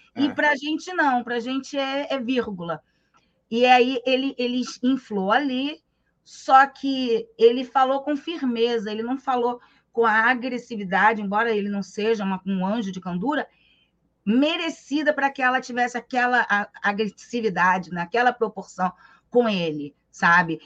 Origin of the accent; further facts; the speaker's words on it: Rio de Janeiro, Brazil; eu também sou carioca